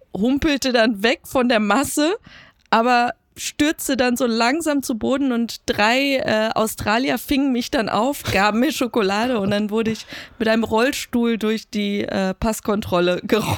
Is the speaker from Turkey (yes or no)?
no; Iran; als gebürtige Iranerin